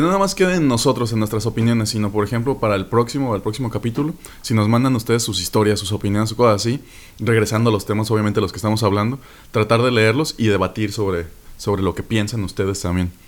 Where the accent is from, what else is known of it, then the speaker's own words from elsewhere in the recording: Mexico; soy un mexicano